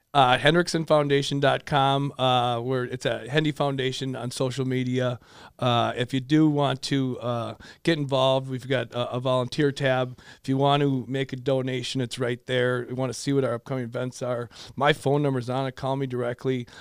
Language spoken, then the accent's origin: English; Richfield, Minnesota, United States; so I grew up in Richfield, loved it, uh, high school, got to play with my brother for two years.